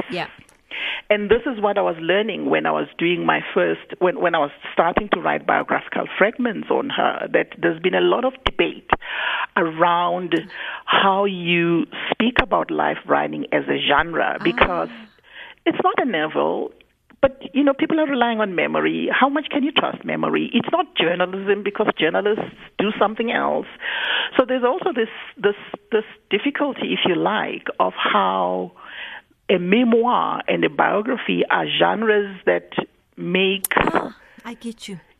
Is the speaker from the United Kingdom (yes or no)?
no; South Africa; first language Zulu; English is a second language; moved away as an adult; My mother tongue is is Zulu. Yes. I didn't have to speak English on a daily basis That's until it. I was 27 and I was out of the country.